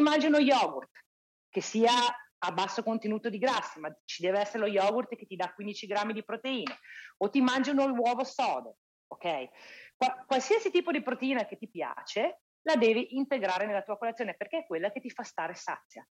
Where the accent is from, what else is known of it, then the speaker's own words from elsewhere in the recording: Italy; moved away; io sono italiana